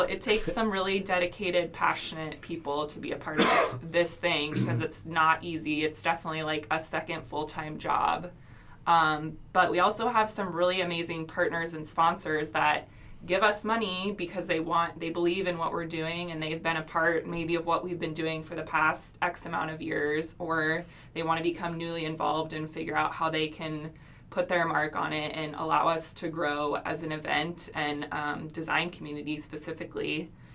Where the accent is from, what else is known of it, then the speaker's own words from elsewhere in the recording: Phoenix, Arizona, United States; also born or lived in Los Angeles; as like a 22 year old was getting involved with my hometown city design community